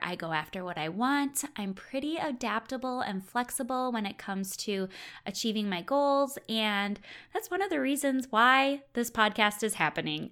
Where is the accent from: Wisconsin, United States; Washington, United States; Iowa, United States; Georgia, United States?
Wisconsin, United States; I'm originally from Wisconsin